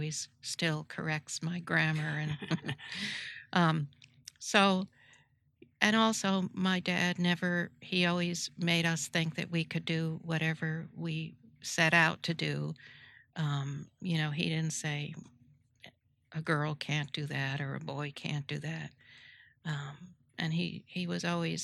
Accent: New Rochelle, New York, United States; I grew up in New Rochelle, New York

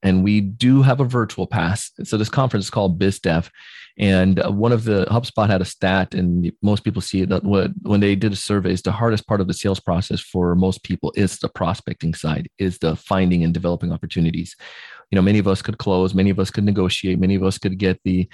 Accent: Jamaica; moved away; I grew up in Jamaica

